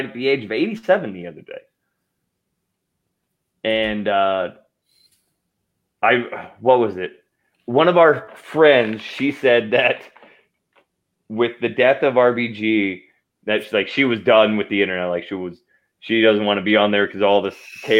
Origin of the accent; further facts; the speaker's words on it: Idaho, United States; growing up in Idaho